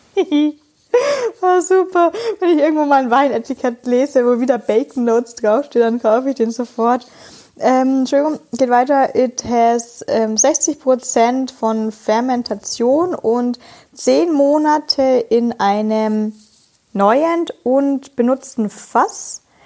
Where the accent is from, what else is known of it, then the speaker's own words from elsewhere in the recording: Franconia, Bavaria, Germany; ich bin Franke